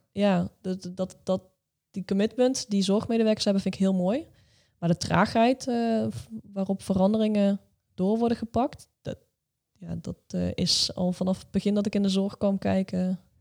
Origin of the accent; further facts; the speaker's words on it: Netherlands; wij Hollanders